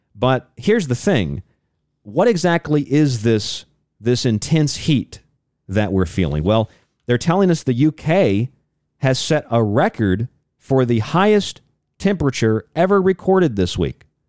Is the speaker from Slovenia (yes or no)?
no; St. Pete Beach, Florida, United States; moved away; I'm from Saint Pete Beach, that little finger that sticks out onto the Gulf of Mexico